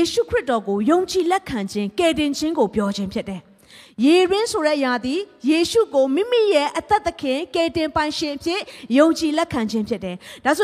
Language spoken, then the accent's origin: Burmese; Myanmar